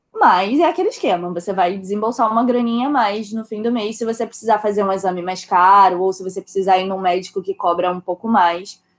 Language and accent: Portuguese; Rio de Janeiro, Brazil; moved away as an adult; also born or lived in southern Portugal; now in Portugal